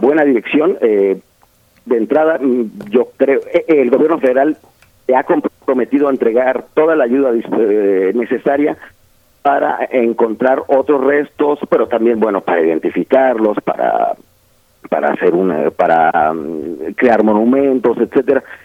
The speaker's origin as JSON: {"language": "Spanish", "region": "Oaxaca", "country": "Mexico", "said": "yo soy de Oaxaca"}